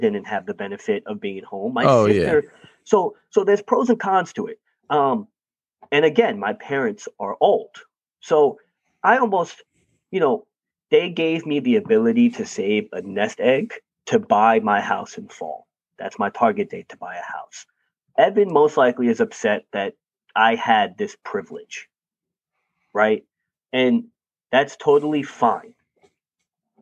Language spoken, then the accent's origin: English; New York, United States; I'm a New Yorker